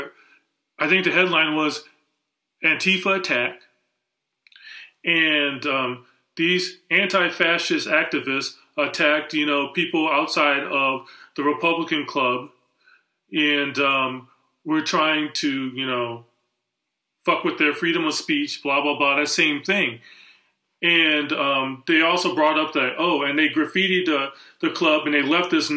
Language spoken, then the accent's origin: English; Wisconsin, United States; I grew up in Wisconsin